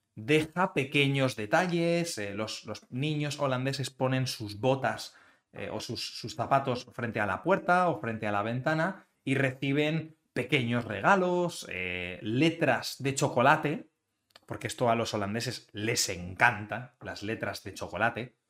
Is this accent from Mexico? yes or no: no; Spain